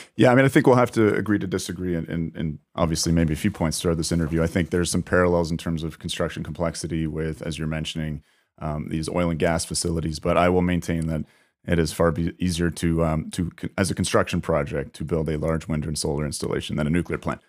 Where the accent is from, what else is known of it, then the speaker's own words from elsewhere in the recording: Canada; as a Canadian